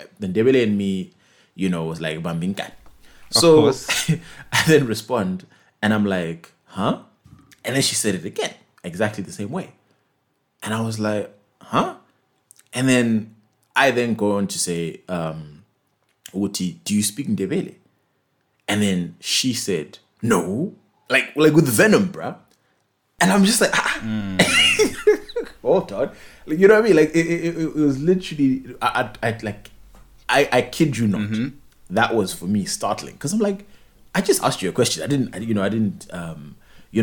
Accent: Zimbabwe; our business language in Zim is what? Is English

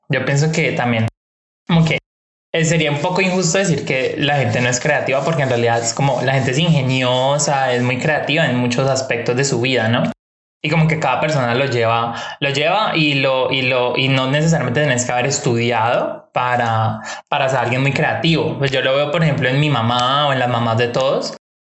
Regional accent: Cali, Valle del Cauca, Colombia; De Cali, Colombia

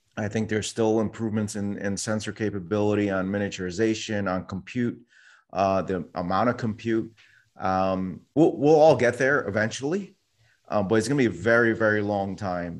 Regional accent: New York City, New York, United States; I was born in New York City. Someone hit my town on nine eleven

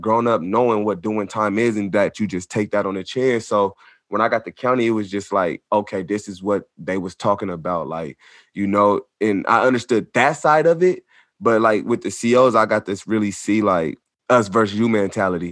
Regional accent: Sacramento, California, United States; also born or lived in Long Beach, California; I'm from Sacramento, California, born in Long Beach, California, though

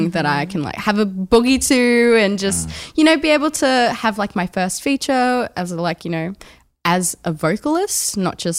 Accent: Melbourne, Victoria, Australia; moved away as an adult; now in Brisbane, Australia; I am originally from Melbourne and I've been an artist here in Brisbane for the last year.

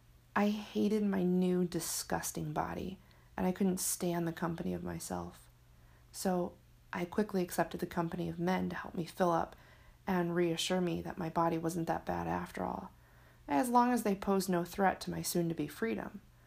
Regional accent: Michigan, United States; now in San Diego, United States; My hometown was comfortable. I worked hard to become a part of a community. It took years after leaving Michigan to feel like I was connected in California.

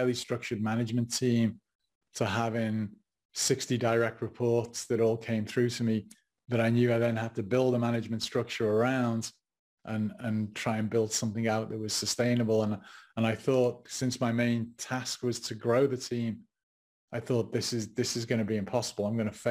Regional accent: England, United Kingdom; moved away as an adult; now in United States; being English and not being an American, not being American at the time

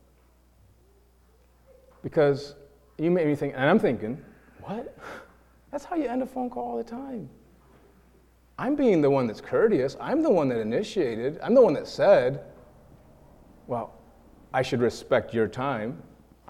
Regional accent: New York, United States; now in Iowa, United States; we're from New York, and we're an interracial couple

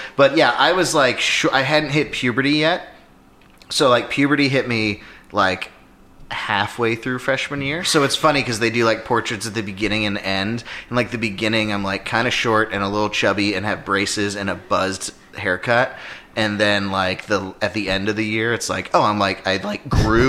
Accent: Alpharetta, Georgia, United States; I grew up in Alpharetta, Georgia. I went to Milton High School.

